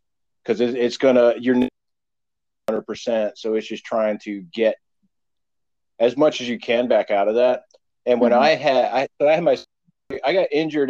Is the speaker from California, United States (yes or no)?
no; Pennsylvania, United States; I was born and raised in Pennsylvania